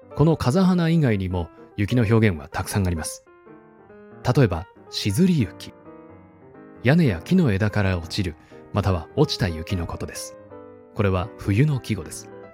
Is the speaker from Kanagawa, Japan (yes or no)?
no; Shizuoka, Japan; 私のふるさとは静岡県なんですが